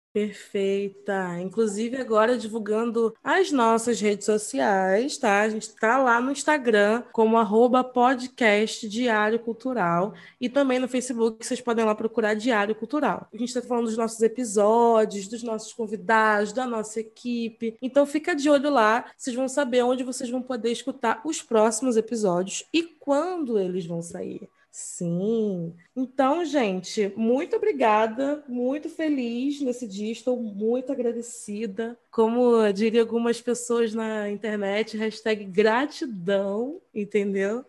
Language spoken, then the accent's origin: Portuguese; Rio de Janeiro, Brazil; eu sou da Zona Norte